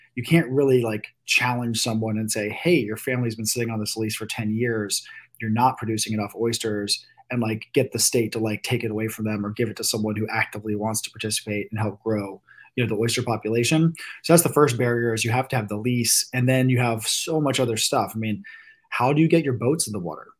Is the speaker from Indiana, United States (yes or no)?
no; Virginia Beach, Virginia, United States; I'm from, you know, born and raised in Virginia Beach, and I grew up doing the same stuff probably a lot of us did from people in this area